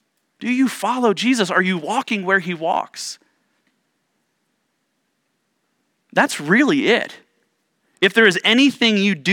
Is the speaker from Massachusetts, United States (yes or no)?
no; Ohio, United States; Growing up in Central Ohio, we had a basement, like most homes there in Ohio, we had a basement